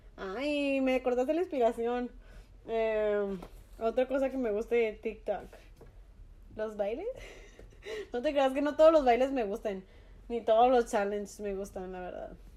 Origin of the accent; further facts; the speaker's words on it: Mexico; como mexicanos